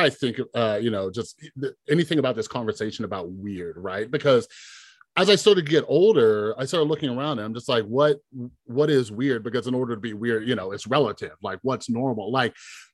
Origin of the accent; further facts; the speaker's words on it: then Las Vegas, California, United States; now in Las Vegas, United States; I grew up in California and then Las Vegas